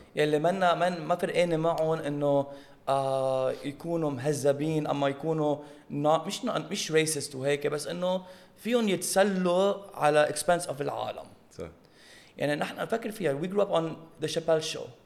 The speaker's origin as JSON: {"language": "Arabic", "country": "Lebanon", "moved": "yes", "lives_now": "United States", "said": "نحن بلبنان"}